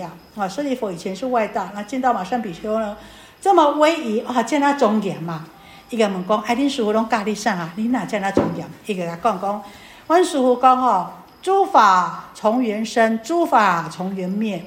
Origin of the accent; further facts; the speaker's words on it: Taiwan; 我们台湾人好像礼轻情意重